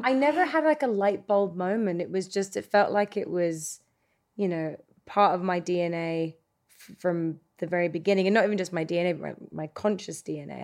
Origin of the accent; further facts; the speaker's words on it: Australia; now in Los Angeles, United States; I came from Australia